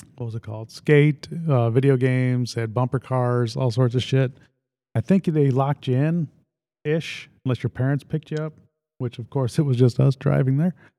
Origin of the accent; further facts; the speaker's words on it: Lake Holiday, United States; growing up in Lake Holiday